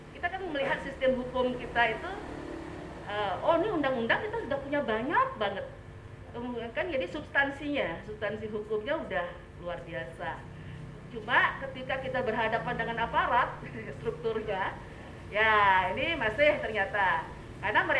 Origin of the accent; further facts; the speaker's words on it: Singaraja, Bali, Indonesia; kebetulan suami saya orang Singaraja ya sama-sama Singaraja tidak terlalu ketat lah adatnya santai-santai aja gitu